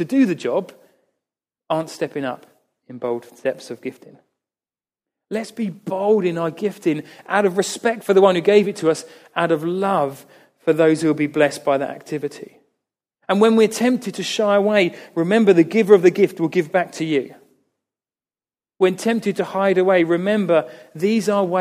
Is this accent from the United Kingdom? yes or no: yes; United Kingdom; we are British